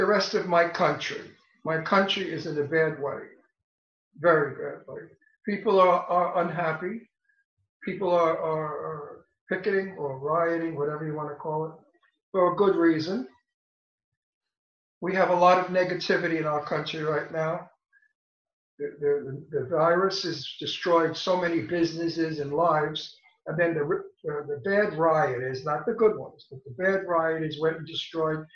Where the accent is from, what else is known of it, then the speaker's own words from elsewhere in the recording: New York City, New York, United States; also born or lived in Italy; I was born in Brooklyn in the projects with poor people. Half of the projects was black